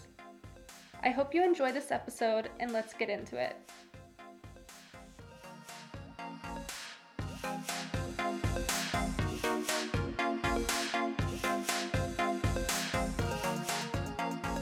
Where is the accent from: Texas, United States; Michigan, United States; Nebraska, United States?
Texas, United States; Dallas; now in Stockholm, Sweden; my hometown of Dallas, Texas.